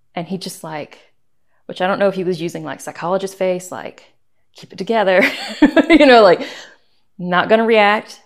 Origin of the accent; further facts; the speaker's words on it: Sweetwater, Tennessee, United States; now in Eagle River, United States; I grew up in Tennessee, in Sweetwater, Tennessee, which is the eastern